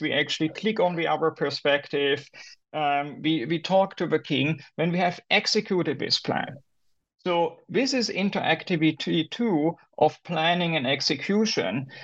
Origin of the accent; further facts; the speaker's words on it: Germany; moved away as an adult; also born or lived in United States; I'm originally from Germany.